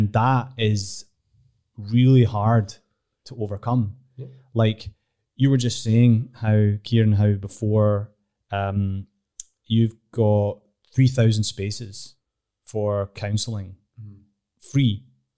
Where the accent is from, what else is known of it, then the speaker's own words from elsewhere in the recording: Glasgow, Scotland, United Kingdom; I'm from Glasgow